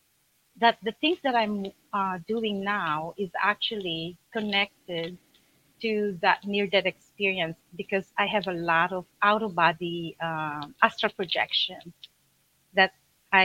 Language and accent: English; Manila, Metro Manila, Philippines; moved away as an adult; I was born in Philippines, Manila.